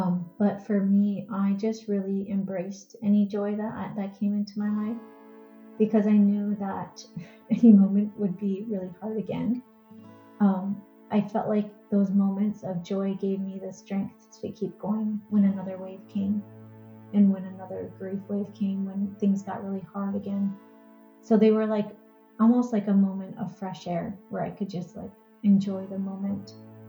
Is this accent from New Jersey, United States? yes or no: no; Minnesota, United States; I am from Minnesota, like Twin Cities area, Minnesota.